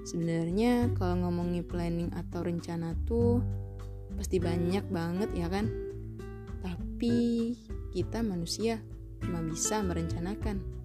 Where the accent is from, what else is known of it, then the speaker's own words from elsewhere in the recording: Palembang, South Sumatra, Indonesia; born there; Aku lahir di kota Pempek tanggal 27 Maret